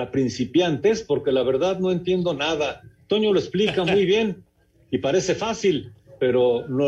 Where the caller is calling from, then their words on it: Irapuato, Guanajuato, Mexico; de Irapuato.